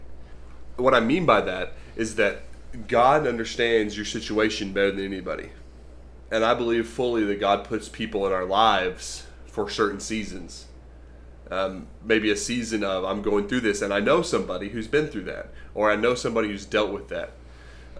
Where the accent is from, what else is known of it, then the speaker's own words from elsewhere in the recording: United States; I was born in America